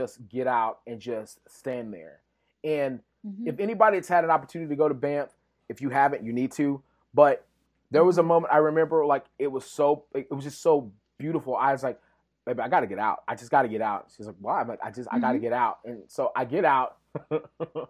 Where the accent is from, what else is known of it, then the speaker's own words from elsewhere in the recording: West Texas, United States; I grew up in West Texas